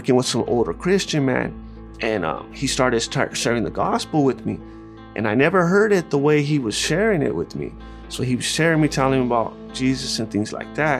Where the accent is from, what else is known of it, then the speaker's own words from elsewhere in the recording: United States; I'm American-Mexican